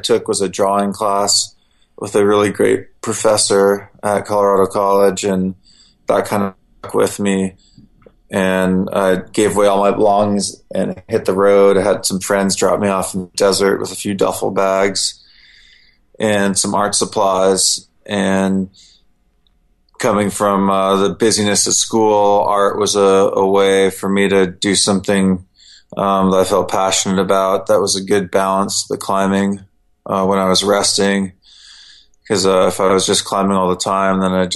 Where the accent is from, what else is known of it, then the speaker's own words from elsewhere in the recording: Germany; I was born in Germany, and my father's Turkish